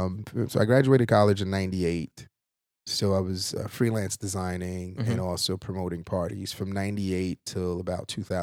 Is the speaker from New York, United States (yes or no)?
yes; Brooklyn, New York, United States; also born or lived in Haiti / Queens, New York; I'm from Brooklyn. Everyone knew that I was from Brooklyn.